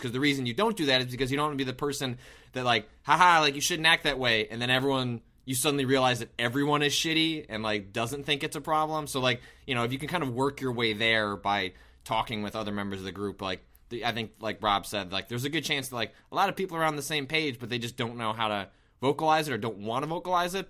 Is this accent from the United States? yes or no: yes; outside of Chicago, Illinois, United States; I didn't grow up in Chicago, I grew up outside of Chicago